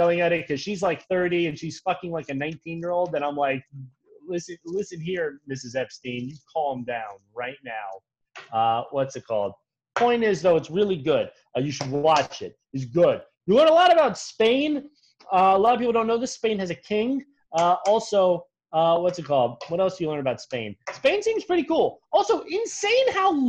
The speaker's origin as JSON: {"language": "English", "country": "United States", "tie": "born or raised there", "said": "Me as an American who's been inculcated into a lifetime of servitude to the American capitalist state"}